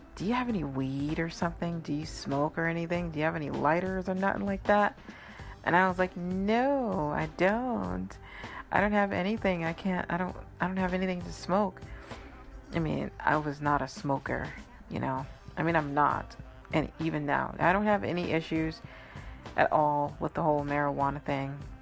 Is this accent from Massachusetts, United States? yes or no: yes; Massachusetts, United States; I'm out from Massachusetts